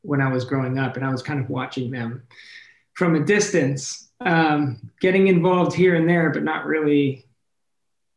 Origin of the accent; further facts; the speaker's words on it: Clearwater, Florida, United States; now in Los Angeles, United States; I was born and raised in Clearwater, Florida, or at least close to there, a little suburb